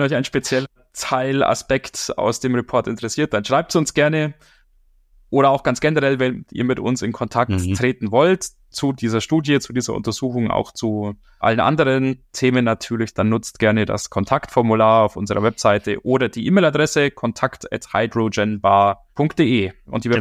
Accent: Germany; bei uns in Deutschland

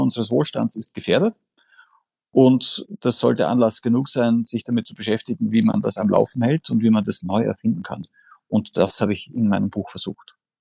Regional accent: Austria; accent: Austrian; ich bin Österreicher, wie man in meiner Aussprache durchaus äh, äh, hören kann

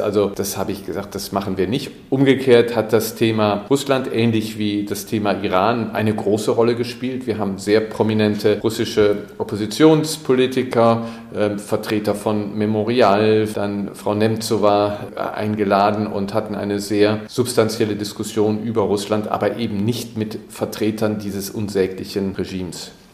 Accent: Germany; als Deutsche

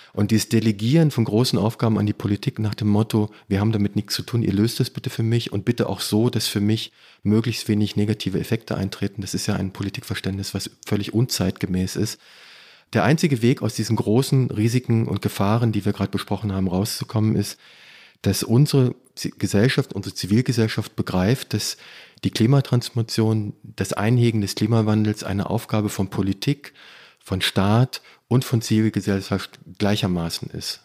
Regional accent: between Peine, Wolfsburg and Hannover, Lower Saxony, Germany; Ich komme aus Niedersachsen. Ich komme aus dem Niemandsland zwischen Peine, Wolfsburg

